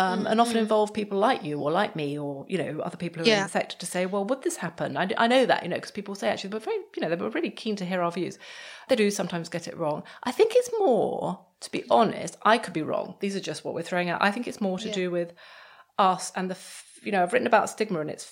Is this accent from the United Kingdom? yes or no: yes; United Kingdom; we're British